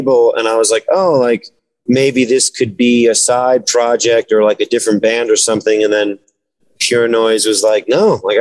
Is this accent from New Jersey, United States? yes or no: yes; New Jersey, United States; growing up in New Jersey